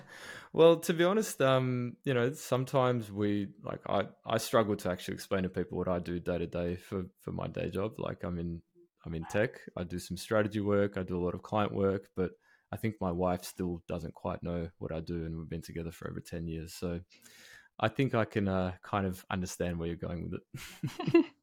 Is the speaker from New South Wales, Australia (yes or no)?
no; Melbourne, Victoria, Australia; my hometown of Melbourne